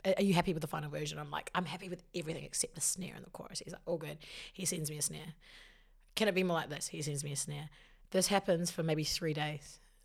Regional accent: Te Awamutu, Waikato, New Zealand; moved away as an adult; also born or lived in Hamilton, New Zealand; now in Auckland, New Zealand; I'm from the Waikato.

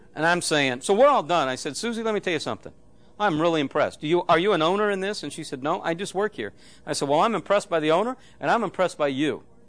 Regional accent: Phoenix, Arizona, United States; I'm from Phoenix

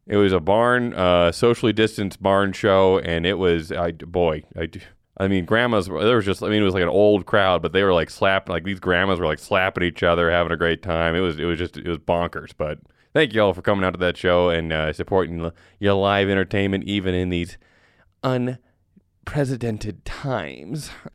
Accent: Wyoming, United States; I was born in Wyoming

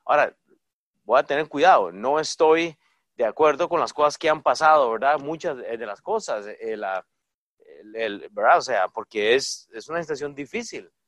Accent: Costa Rica; moved away; yo soy de Costa Rica

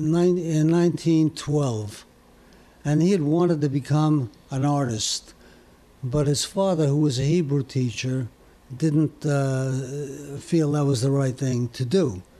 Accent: Paris, Île-de-France, France; born there; I hesitate to say this, but I was born in Paris, France.

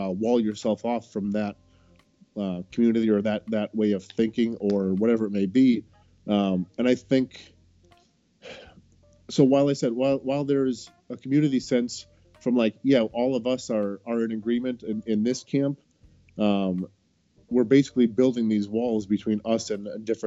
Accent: Wisconsin, United States; moved away as an adult; now in Greater Boston area, United States; I grew up in Wisconsin

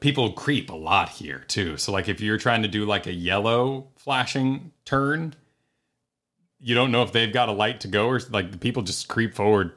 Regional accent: New Mexico, United States; moved away as an adult; now in Florida, United States; I grew up 'cause, you know, eight to, through all of high school, I was in New Mexico

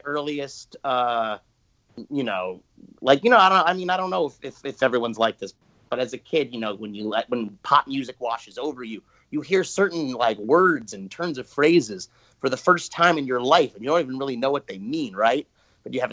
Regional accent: New Jersey, United States; also born or lived in East Village, New York City / Verona, New Jersey / Montclair, New Jersey; I'm a first generation New Jersey, and I was born in the East Village and in New York, and we came here for the schools

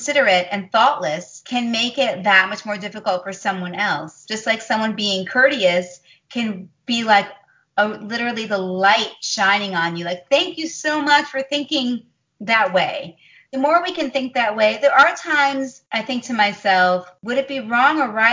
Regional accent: Chicago, Illinois, United States; Chicago, my hometown. I love Chicago

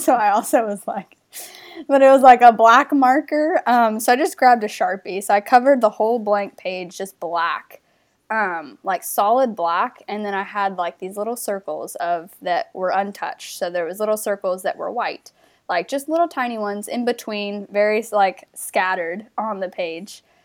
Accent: North Carolina, United States; moved away as an adult; also born or lived in Australia; I'm from North Carolina originally.

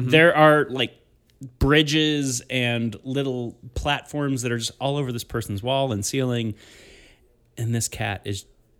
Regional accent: Pittsburgh, Pennsylvania, United States; accent: Pittsburgh; That was my Pittsburgh accent.

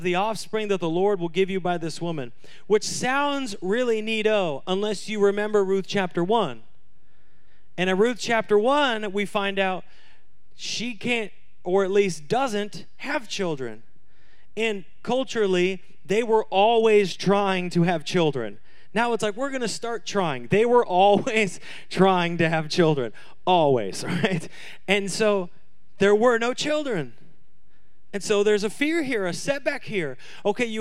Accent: Washington, United States; I'm from Washington

